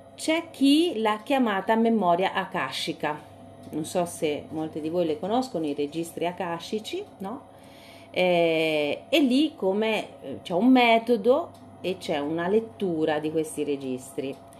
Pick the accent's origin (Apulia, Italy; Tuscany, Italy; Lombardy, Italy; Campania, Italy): Tuscany, Italy; Siena; quando ero ragazzina a Siena